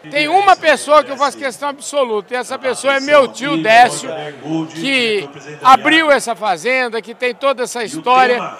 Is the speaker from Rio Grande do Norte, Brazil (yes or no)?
no; Jundiaí, São Paulo, Brazil; also born or lived in Marília / Ourinhos; Eu saí de Jundiaí, é, mudei-me